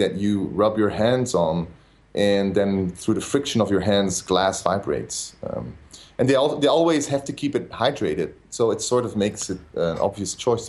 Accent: Belgium; I'm from Belgium

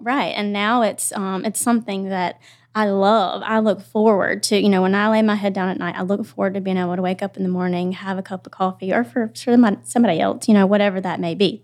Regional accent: Spartanburg, South Carolina, United States; I am from Spartanburg

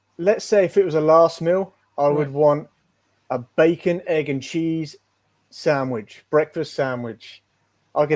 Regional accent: England, United Kingdom; moved away as an adult; now in Edmonton, Canada; for being English

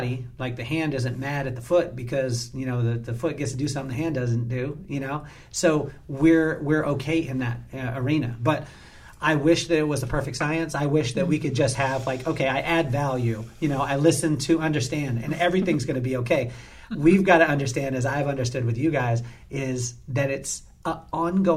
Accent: Lompoc, California, United States; I grew up in Lompoc, California

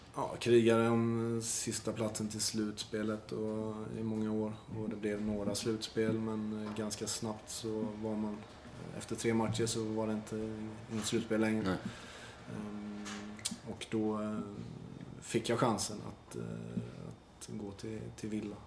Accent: Nässjö, Jönköping County, Sweden; mamma hemma i Nässjö och, Saras föräldrar i Nässjö

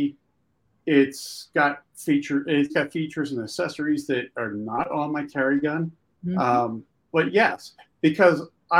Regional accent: Pennsylvania, United States; I grew up in Pennsylvania

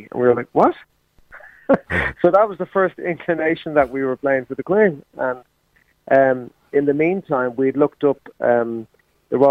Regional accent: Ireland; we're actually from the Republic

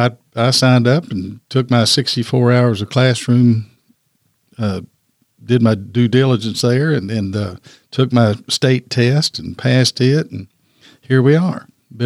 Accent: Danville, Kentucky, United States; I actually came over to Lexington. I'm from Danville originally, but I came over to Lexington to APAS Weichel School.

